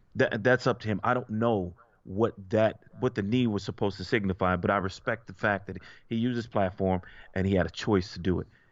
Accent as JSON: {"language": "English", "country": "United States", "said": "most of us were born here, okay? I'm an American"}